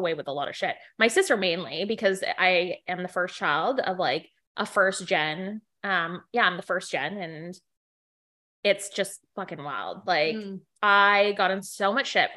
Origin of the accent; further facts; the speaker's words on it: Canada; I'm from Canada.